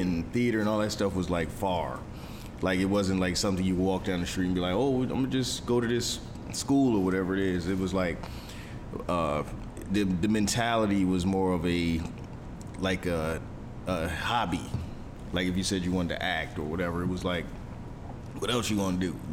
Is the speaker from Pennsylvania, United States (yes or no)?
yes; Philadelphia, Pennsylvania, United States; I'm from Philly